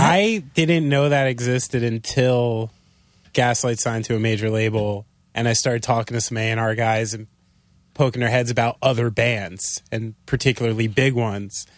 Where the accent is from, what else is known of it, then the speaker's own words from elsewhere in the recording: New Jersey, United States; I'm from Jersey